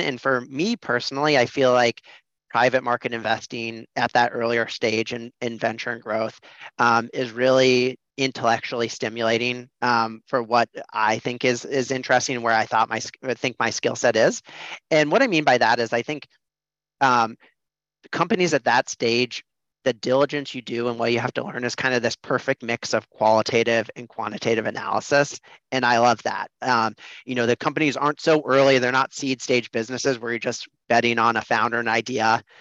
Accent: Des Moines, Iowa, United States; I grew up in Des Moines, Iowa, in the Midwest.

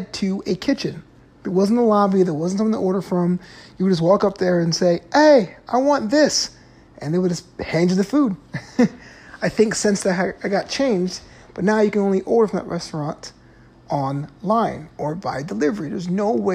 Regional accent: New York City, New York, United States; now in Southern California, United States; I'm from New York City

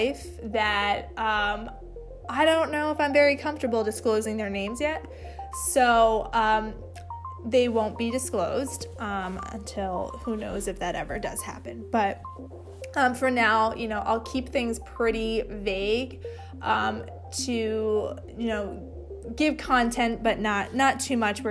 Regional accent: East Coast, United States; moved away as an adult; now in West Coast, United States; originally I'm from the East Coast but have moved to the West Coast after I got married.

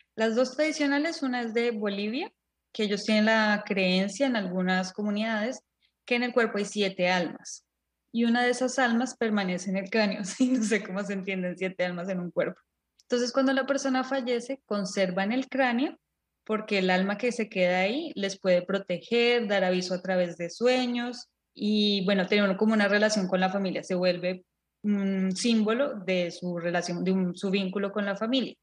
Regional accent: Colombia; nosotros nacimos y crecimos en Colombia

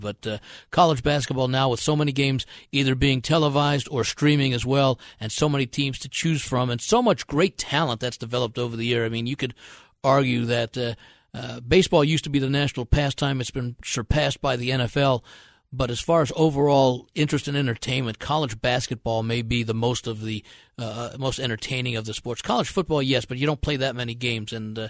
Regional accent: New York metropolitan area, United States; now in Las Vegas, United States; we grew up in the New York metropolitan area, which is more of a professional sports area than it is colleges.

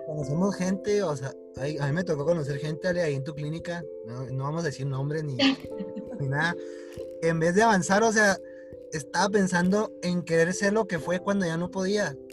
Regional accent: Hidalgo del Parral, Chihuahua, Mexico; moved away as an adult; now in Chihuahua, Mexico; Somos de Chihuahua los dos, uno de Pará y, el otro y ella de la capital

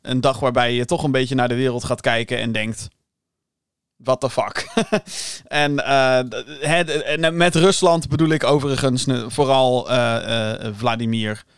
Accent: Netherlands; Ik blijf wel een Hollander

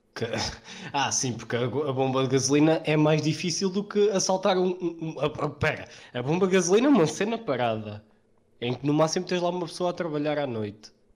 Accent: Portugal

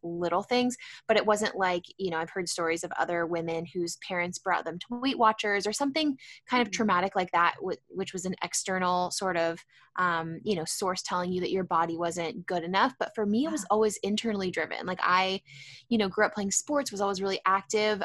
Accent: San Diego, California, United States; also born or lived in San Francisco; I am based in San Diego. I actually grew up here

